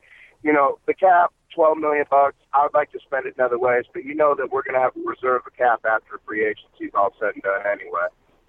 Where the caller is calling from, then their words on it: Chicago, Illinois, United States; Chicago, Illinois.